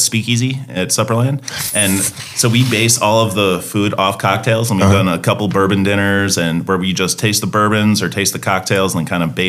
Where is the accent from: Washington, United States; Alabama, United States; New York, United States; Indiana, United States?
New York, United States; Long Island; moved away as an adult; also born or lived in Scranton, Pennsylvania; now in Charlotte, United States; I grew up in Long Island.